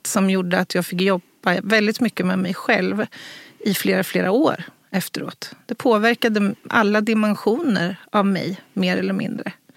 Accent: Örebro, Örebro County, Sweden; här i, i Örebro, i min hemstad

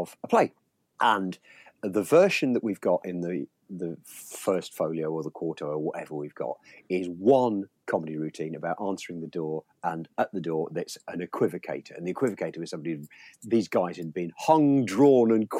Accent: Leicester, East Midlands, United Kingdom; moved away as an adult; also born or lived in Aberdeen / South West England; I was raised in Leicester

